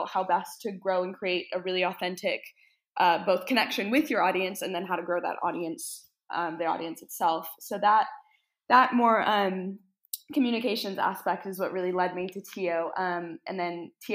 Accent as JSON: {"language": "English", "country": "United States", "also_born_or_lived": "Scotland", "moved": "as an adult", "said": "I'm from America, but I moved over to Scotland for university."}